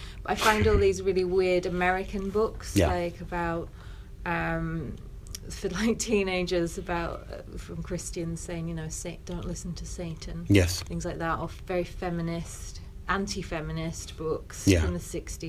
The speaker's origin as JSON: {"language": "English", "region": "North West England", "country": "United Kingdom", "lives_now": "Brighton, United Kingdom", "said": "But I'm Cumbrian, and I was kind of fed up of seeing character comedians."}